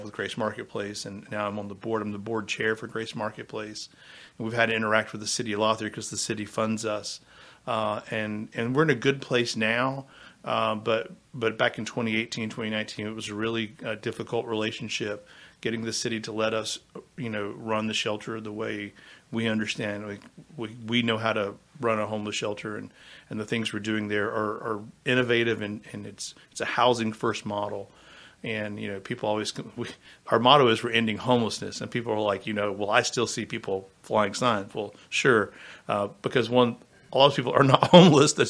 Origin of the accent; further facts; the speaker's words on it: Plant City, Florida, United States; also born or lived in Gainesville; I grew up in Plant City, down between Tampa and Lakeland